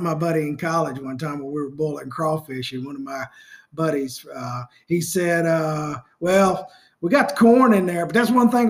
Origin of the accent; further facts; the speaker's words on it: the South, United States; growing up in the South.